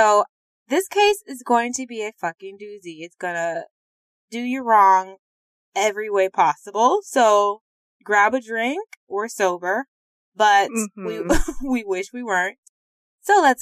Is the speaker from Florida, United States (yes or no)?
no; St. Louis, Missouri, United States; we're from St. Louis